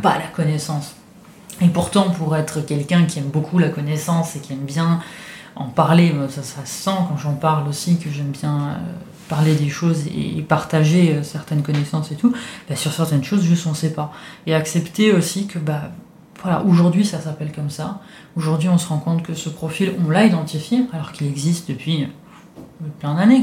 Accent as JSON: {"language": "French", "country": "Italy", "second_language": "French", "moved": "yes", "lives_now": "France", "said": "je viens d'Italie, je suis habitué à vivre dans un monde où la religion est très très présente"}